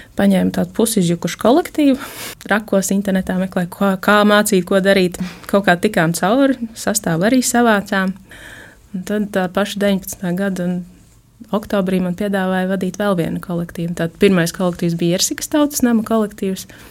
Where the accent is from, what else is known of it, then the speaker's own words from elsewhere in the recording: Rēzekne, Latgale, Latvia; Es esmu no Reizeknas, esmu dzimusi augusi Reizeknē